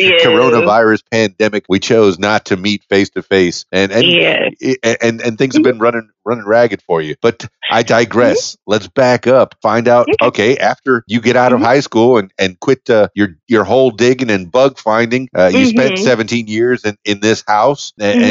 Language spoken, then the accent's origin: English; Florida, United States; I grew up near the Everglades.